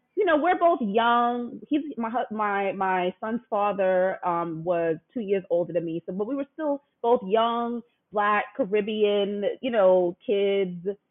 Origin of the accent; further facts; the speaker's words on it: New York, United States; back then in New York, I'm from New York